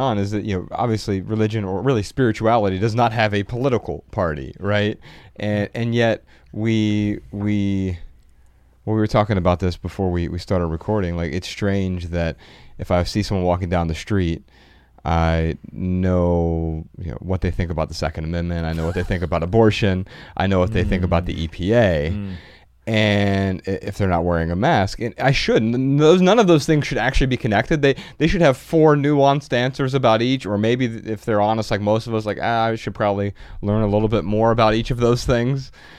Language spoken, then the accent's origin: English; Dayton, Ohio, United States; Yeah, Dayton, Ohio.